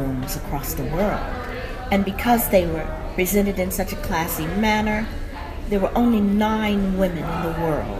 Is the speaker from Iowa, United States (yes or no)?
no; New York City, New York, United States; I grew up in New York City